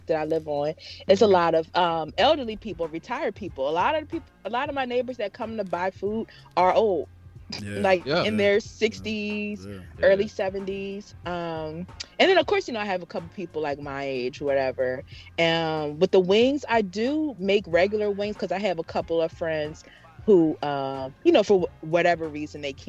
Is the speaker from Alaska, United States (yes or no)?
no; Philadelphia, Pennsylvania, United States; I am from Philly